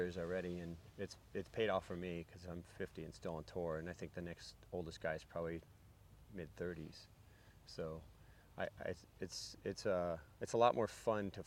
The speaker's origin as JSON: {"language": "English", "region": "Florida", "country": "United States", "also_born_or_lived": "Hawaii", "said": "I still feel like I am from Florida"}